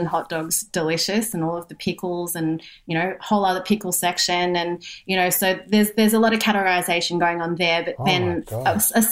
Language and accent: English; Singapore; being Singaporean